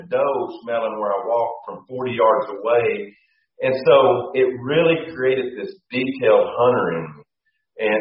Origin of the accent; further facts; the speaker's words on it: central Oklahoma, United States; we coon hunted when I was four, and we had a lot of good coons. But the deer, they were really around here in central Oklahoma